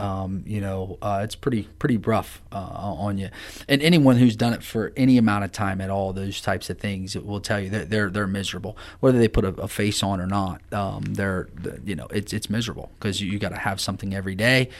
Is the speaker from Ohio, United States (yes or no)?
yes; Amanda, Ohio, United States; I grew up in Amanda, Ohio